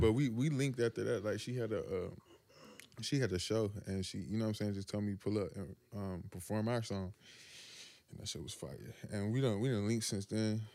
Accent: Washington, North Carolina, United States; I'm from Little Washington

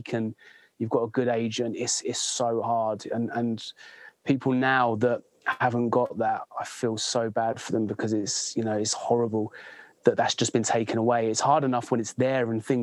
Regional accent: Bedford, East of England, United Kingdom; moved away as an adult; also born or lived in Thailand / United States; now in West Sussex, United Kingdom; I'm from Bedford.

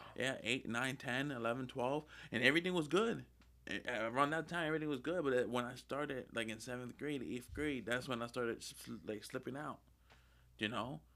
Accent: Lancaster, Pennsylvania, United States; I was born in Lancaster.

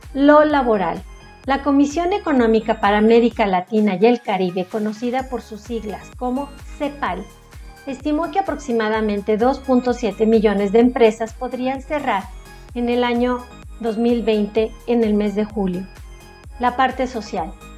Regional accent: Mexico; Como mexicanos somos muy apapachadores

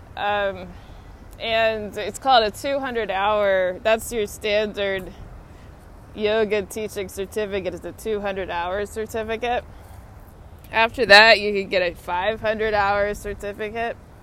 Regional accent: Austin, Texas, United States; now in Washington, D.C., United States; my hometown's Austin

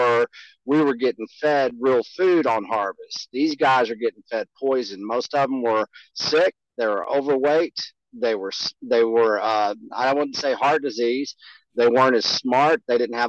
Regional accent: Canyon, Texas, United States; I went up to the county square in which I grew up, when it was Canyon, Texas.

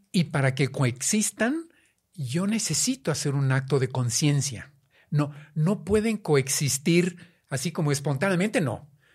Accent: Mexico; siendo mexicanos

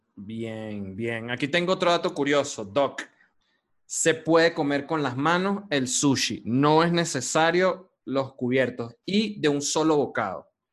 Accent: Venezuela

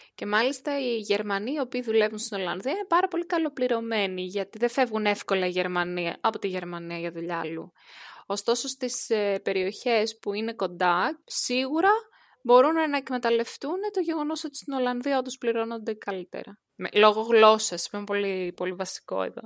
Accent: Greece; now in Netherlands; κατεβαίνω Ελλάδα

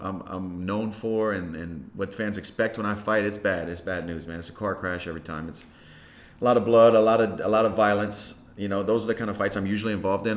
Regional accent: Lafayette, Louisiana, United States; also born or lived in Carencro / Breaux Bridge; I was born in Lafayette, and I was raised um, mostly on the north side

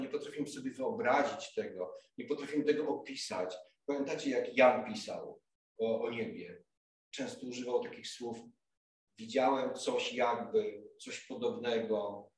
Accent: Głogów, Lower Silesian Voivodeship, Poland; moved away as an adult; now in Kraków, Poland; w Głogowie, gdzie już tyle lat mieszkałem, gdzie się wychowałem

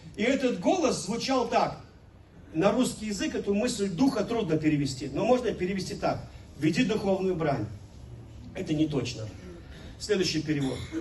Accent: Velikiye Luki, Pskov Oblast, Russia; moved away; also born or lived in Kyrgyzstan; мой родной город

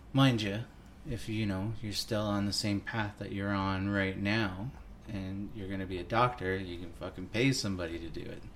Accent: Hagersville, Ontario, Canada; I grew up in Hagersville, Ontario

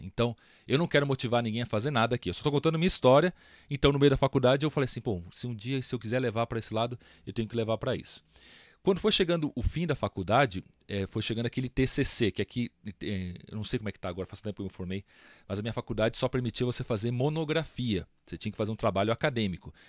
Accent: Brasília, Federal District, Brazil; moved away as an adult; now in São Paulo, Brazil; eu sou de Brasília

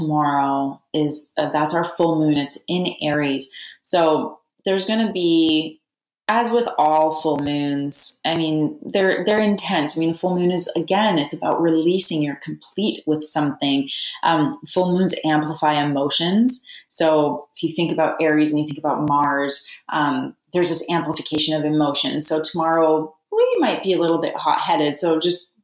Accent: Canada; now in United States; I'm from Canada

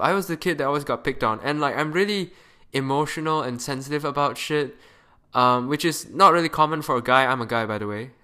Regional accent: Malaysia; moved away as an adult; now in Canada; I am a Malaysian kid currently studying in Canada.

